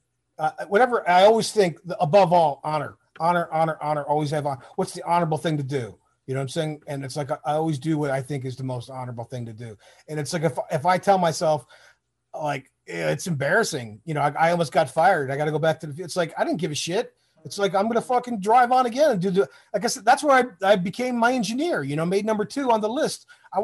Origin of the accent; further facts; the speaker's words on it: Detroit, Michigan, United States; born there; also born or lived in Toronto, Canada / Florida; Like we talked about, like I was born in Detroit, right? But it's like I moved to Toronto. So I went from Detroit to Toronto, back to Detroit to Florida, back to Detroit again, and then the Army.